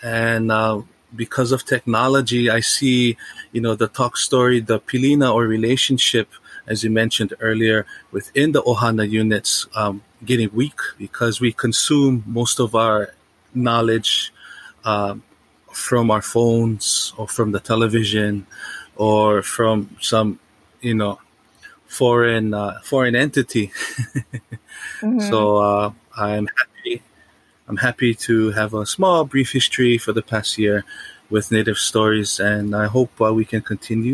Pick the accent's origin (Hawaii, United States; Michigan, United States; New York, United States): Hawaii, United States; Waimanalo; I am a son of Waimanalo, the most eastern point of Oahu